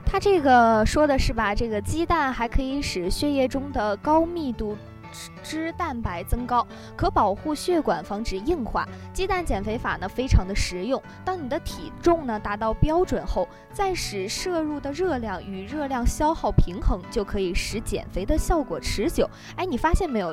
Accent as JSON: {"language": "Chinese", "town": "Dalian", "region": "Liaoning", "country": "China", "tie": "born or raised there", "moved": "as an adult", "lives_now": "Nanning, China", "said": "我的家乡在大连"}